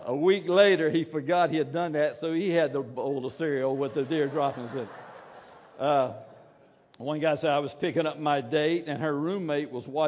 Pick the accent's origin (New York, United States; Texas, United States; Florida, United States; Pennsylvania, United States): Florida, United States; Williston; I'm from Williston